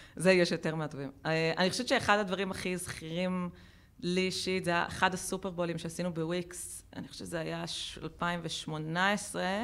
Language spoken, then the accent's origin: Hebrew; Israel; גדלנו במדינה שהיא מיליטנטית ומאוד וכחנית